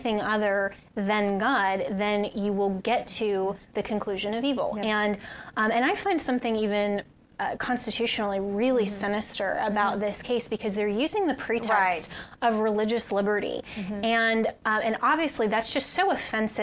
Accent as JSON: {"language": "English", "region": "Colorado", "country": "United States", "tie": "born or raised there", "said": "my home state of Colorado"}